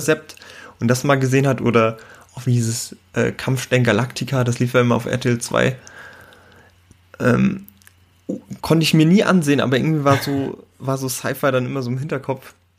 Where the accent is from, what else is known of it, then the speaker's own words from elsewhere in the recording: Germany; bei uns in Deutschland